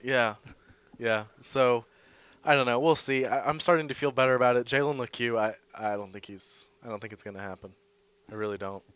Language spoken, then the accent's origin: English; Boston, Massachusetts, United States; being a Bostonian.